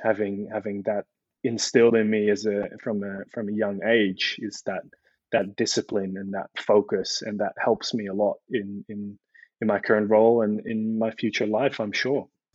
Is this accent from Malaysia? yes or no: no; Netherlands; moved away as an adult; also born or lived in Delft, Netherlands; now in Melbourne, Australia; Born and raised in the Netherlands